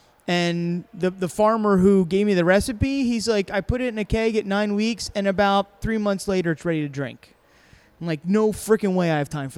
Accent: South Africa; He's I'm from South Africa.

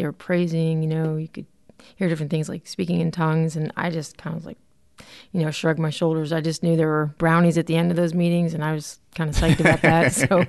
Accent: Connecticut, United States; So I grew up in Connecticut, oldest of four, pretty much an entrenched cradle Catholic church family

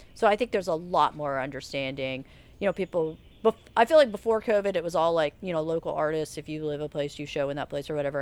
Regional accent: Charleston, South Carolina, United States; also born or lived in Asheville; now in Savannah, United States; I grew up in Charleston

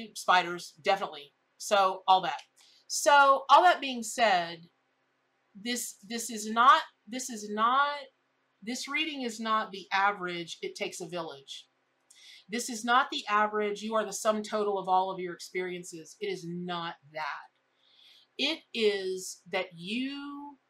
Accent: Florida, United States; I grew up here in Florida.

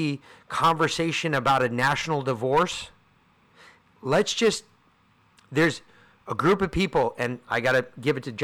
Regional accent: New York, United States; I'm from New York

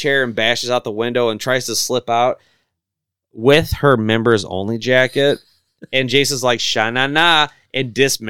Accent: Illinois, United States; I'm from Illinois.

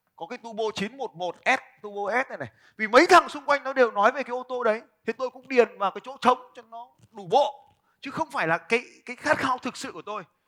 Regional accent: Vietnam

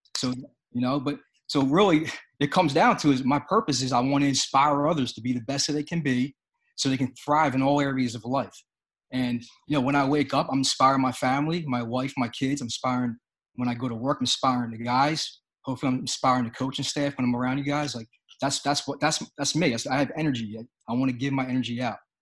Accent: Philadelphia, Pennsylvania, United States; I'm from Philadelphia

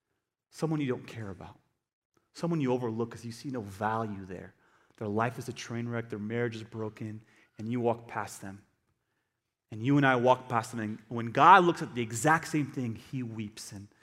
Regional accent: United States; Christian. I'm American Christian.

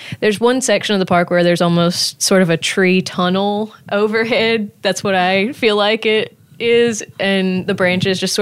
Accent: Mobile, Alabama, United States; moved away as an adult; now in New Orleans, United States; I'm from Mobile, Alabama, and I'm a student at Tulane University

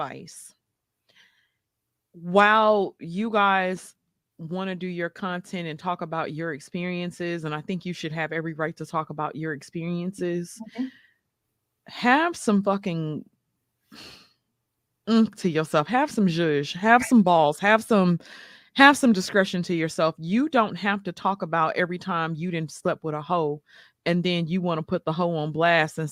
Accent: the South, United States; I'm from the South

